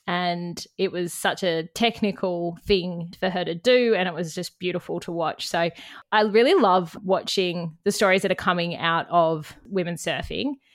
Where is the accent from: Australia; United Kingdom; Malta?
Australia; Canberra, Australian Capital Territory; now in Bundjalung Country, Australia; I'm from Canberra